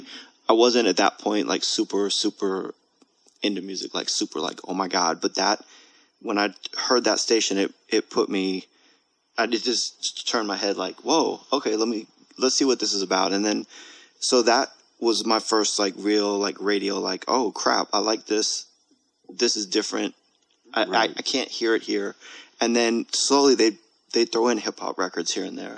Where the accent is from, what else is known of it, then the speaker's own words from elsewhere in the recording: Monterey, California, United States; I grew up in Monterey